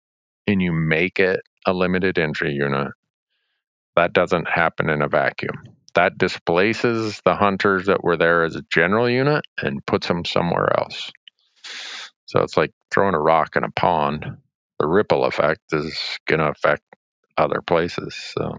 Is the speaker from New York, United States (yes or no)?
no; Montana, United States; like in my home state of Montana